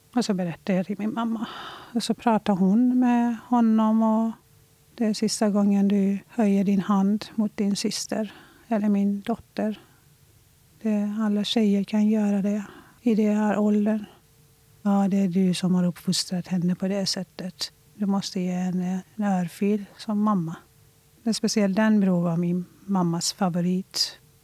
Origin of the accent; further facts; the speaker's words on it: Iran; now in Sweden; Jag föddes i Iran